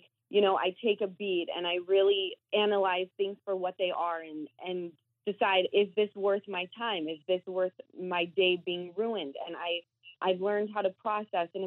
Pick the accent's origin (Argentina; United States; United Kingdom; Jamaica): United States; Utah; moved away; I had 2 friends that were working at Sir who I grew up with in Utah